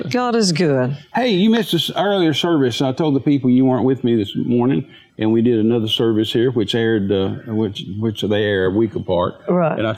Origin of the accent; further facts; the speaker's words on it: Texas, United States; I was born in Texas.